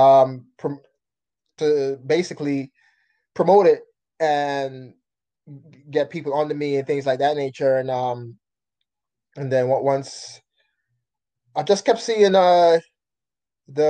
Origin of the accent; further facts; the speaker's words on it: New York City, New York, United States; also born or lived in Jamaica; I was born in Jamaica, but I was raised here in Brooklyn, New York